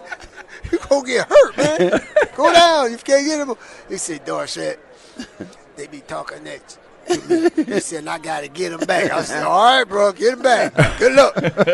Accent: Pittsburgh, Pennsylvania, United States; I was born and raised up in the Pittsburgh area. And the Houston Oilers used to play the Pittsburgh Steelers.

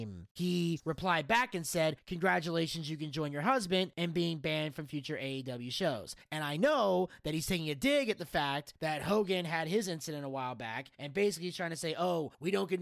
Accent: Freehold, New Jersey, United States; moved away; that's where I'm from

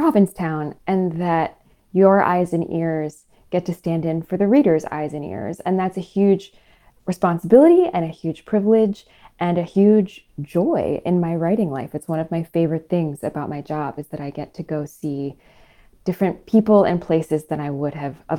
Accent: Paris, Île-de-France, France; born there; I was born in Paris, and I always love going back there because I think that's such a beautiful city.

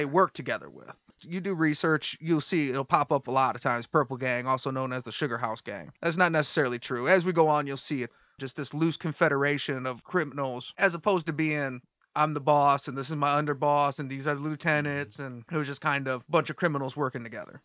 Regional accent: Detroit, Michigan, United States; we're from Detroit

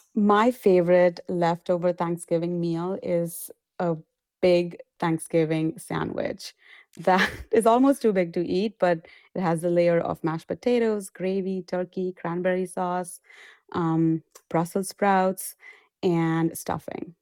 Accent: India; moved away; I come from India, we pickle a lot of things

